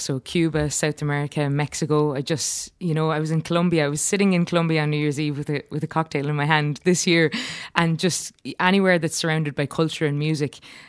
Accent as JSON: {"language": "English", "town": "Cork", "region": "Munster", "country": "Ireland", "said": "I'm from Cork, but my mum is actually from 10 minutes out the road to Cullum Tobin, funnily enough, in Clanroach. Wow. And my dad is from Newry, so we have a lot of sort of roots everywhere, but I'm a very proud Cork woman."}